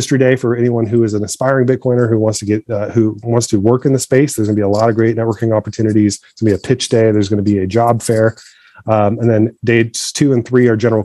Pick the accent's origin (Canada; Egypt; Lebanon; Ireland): Egypt; moved away; I'm from Egypt originally